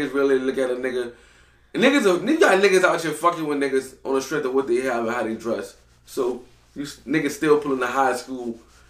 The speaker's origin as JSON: {"language": "English", "town": "New Orleans", "region": "Louisiana", "country": "United States", "tie": "born or raised there", "said": "growing up in New Orleans"}